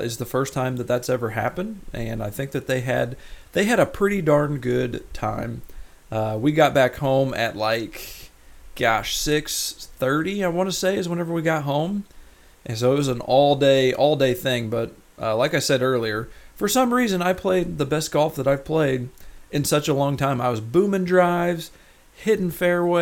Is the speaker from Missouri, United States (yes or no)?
yes; Rolla, Missouri, United States; moved away; my hometown of Rolla, Missouri